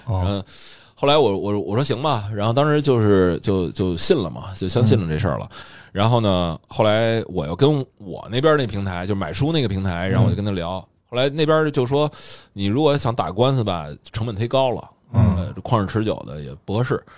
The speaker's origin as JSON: {"language": "Chinese", "region": "Beijing", "country": "China", "said": "这个咱们北京人可能说普通话更方，更方便一点"}